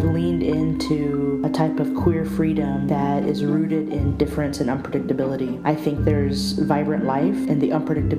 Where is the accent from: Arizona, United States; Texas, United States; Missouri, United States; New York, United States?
Texas, United States; genderqueer mestizaje, that is, born of a Mexican mother and Anglo father. I was born and raised in the Republic of Texas, which I tend to say is northern Mexico